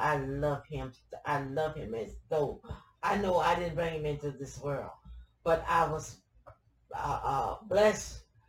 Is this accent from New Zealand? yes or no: no; Due West, South Carolina, United States; moved away as an adult; also born or lived in Philadelphia / New York; I was born in Abbeville County, due west. Mm-hmm. Up in the country.